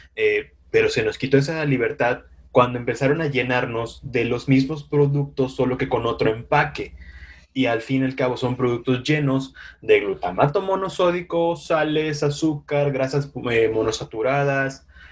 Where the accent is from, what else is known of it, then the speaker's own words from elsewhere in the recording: Yucatán, Mexico; moved away; en los municipios de Yucatán, de donde soy